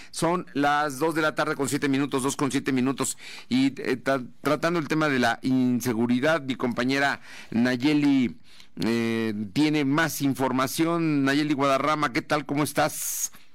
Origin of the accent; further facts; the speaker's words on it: Puebla, Mexico; los poblanos